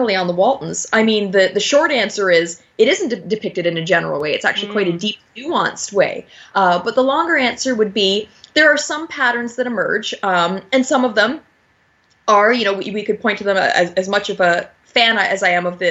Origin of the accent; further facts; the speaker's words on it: Niagara Falls, Ontario, Canada; Niagara Falls, my hometown